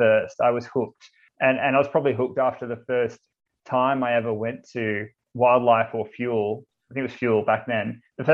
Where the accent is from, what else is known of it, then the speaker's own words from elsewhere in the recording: Cherrybrook, New South Wales, Australia; I grew up in Cherrybrook, which is in the Hills area